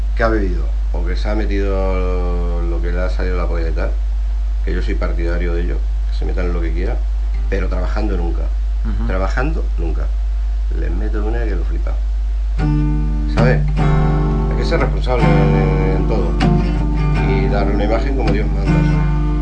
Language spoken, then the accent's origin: Spanish; Burgos, Castile and León, Spain; also born or lived in Pozo del Tío Raimundo, Madrid; soy de Burgos, pero si en vez de ser de Burgos, que estoy súper orgulloso de ser de Burgos